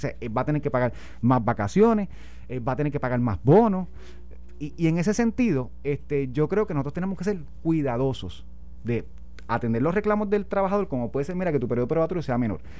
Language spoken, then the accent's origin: Spanish; Puerto Rico